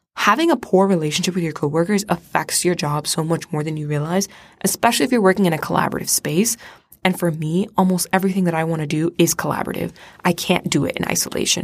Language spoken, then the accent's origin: English; Florida, United States; I'm from Florida.